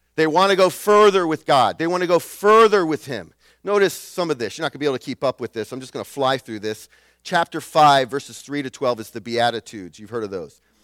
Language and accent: English; New England, United States; I'm from New England